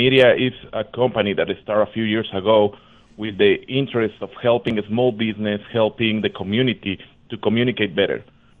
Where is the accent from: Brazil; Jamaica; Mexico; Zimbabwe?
Mexico; Mexico City; moved away as an adult; now in United States; I grew up in Mexico City. I'm born and raised there. I moved to the U.S. when I was 25.